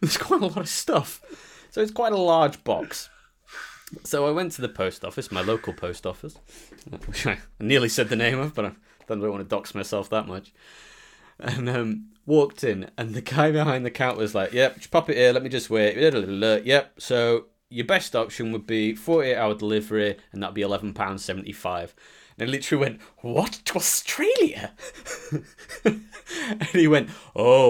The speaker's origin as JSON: {"language": "English", "country": "United Kingdom", "said": "being British"}